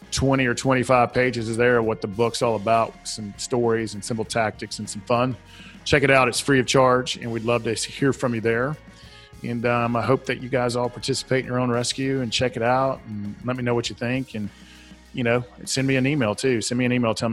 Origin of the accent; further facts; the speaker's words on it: Southern United States, United States; accent: Southern; I'll spell it for my Southern accent